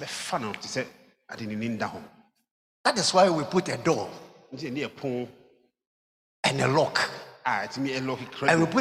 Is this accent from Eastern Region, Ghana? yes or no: yes; Koforidua, Eastern Region, Ghana; also born or lived in Kumasi; I was born in Koforidua